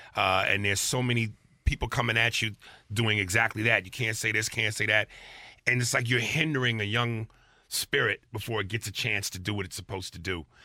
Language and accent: English; New York, United States; I'm actually from New York